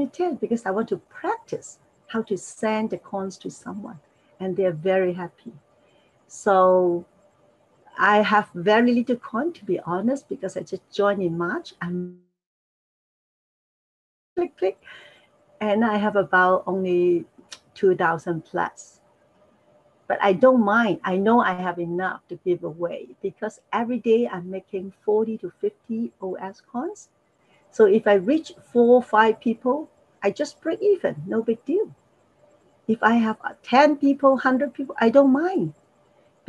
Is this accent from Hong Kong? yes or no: yes; Hong Kong; English is a second language; moved away as an adult; now in Toronto, Canada; I was born in Hong Kong. Hong Kong Chinese. I speak Cantonese, a little bit Mandarin